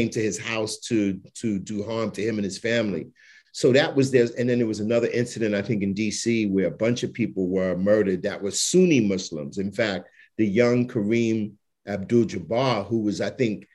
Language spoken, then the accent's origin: English; New York City, New York, United States; When I was a kid growing up in Bed-Stuy